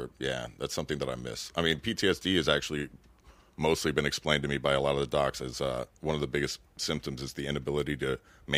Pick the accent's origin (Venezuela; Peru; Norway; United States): United States; Miami, Florida